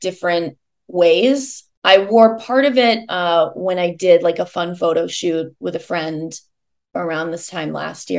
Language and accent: English; Iowa, United States; moved away; I am from the Midwest. I grew up in Iowa